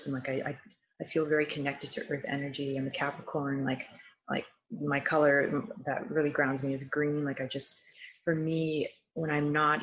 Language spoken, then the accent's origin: English; Toronto, Ontario, Canada; I'm from Toronto/Vaughan, Ontario